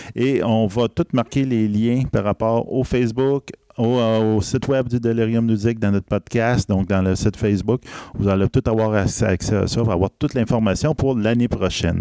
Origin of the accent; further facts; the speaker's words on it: Bas-Saint-Laurent, near Rimouski, Quebec, Canada; je viens du Bas-Saint-Laurent. Je suis originaire de ce coin-là, dans le coin de Rimouski